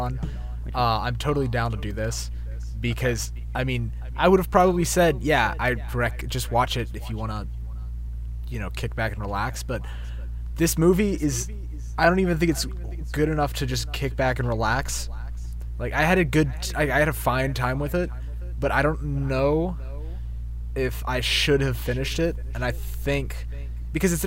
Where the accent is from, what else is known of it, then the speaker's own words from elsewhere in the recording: Alabama, United States; I'm from Alabama